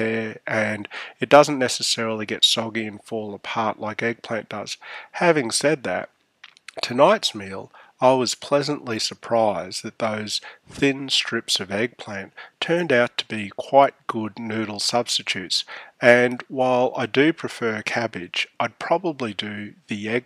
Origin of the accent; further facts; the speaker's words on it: Australia; also born or lived in Canberra; We're Australian, not American.